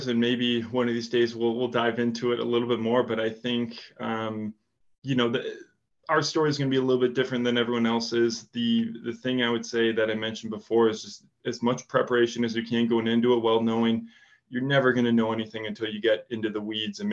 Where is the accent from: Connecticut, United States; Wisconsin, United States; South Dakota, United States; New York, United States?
Wisconsin, United States; accent: Wisconsin; also born or lived in Chicago; now in Nashville, United States; my accent from Wisconsin